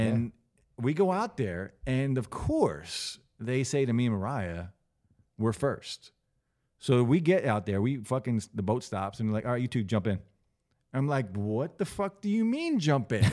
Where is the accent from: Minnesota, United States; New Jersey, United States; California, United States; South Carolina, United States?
New Jersey, United States; I'm from Jersey